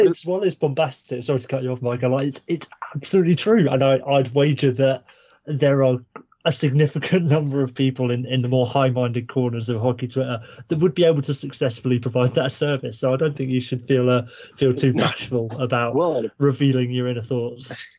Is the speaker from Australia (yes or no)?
no; Kent, South East England, United Kingdom; now in Norwich, United Kingdom; I'm from Kent, so down near uh, Canterbury